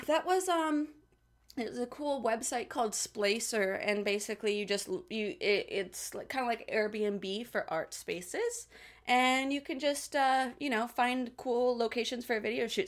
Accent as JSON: {"language": "English", "town": "Salt Lake City", "region": "Utah", "country": "United States", "tie": "born or raised there", "also_born_or_lived": "Hollywood", "moved": "as an adult", "lives_now": "Los Angeles, United States", "said": "the great town of Salt Lake City, Utah"}